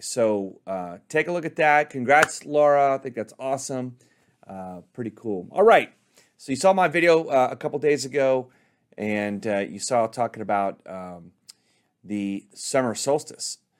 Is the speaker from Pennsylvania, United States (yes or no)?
no; Dallas, Texas, United States; I'm from Dallas, Texas